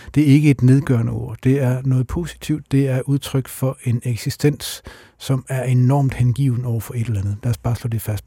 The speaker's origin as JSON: {"language": "Danish", "town": "Randers", "region": "Central Denmark Region", "country": "Denmark", "said": "Randers, hvor jeg kommer fra"}